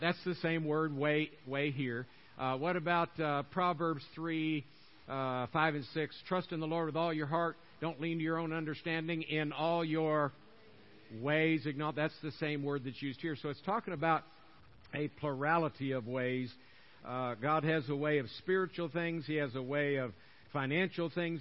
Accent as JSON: {"language": "English", "town": "Tampa", "region": "Florida", "country": "United States", "tie": "born or raised there", "moved": "yes", "said": "I'm born and raised in uh, Tampa, Florida"}